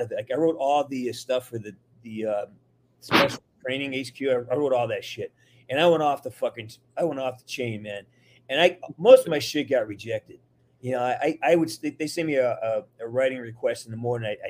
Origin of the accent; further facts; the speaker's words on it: Massachusetts, United States; also born or lived in West Hollywood; now in Burbank, United States; I'm from Massachusetts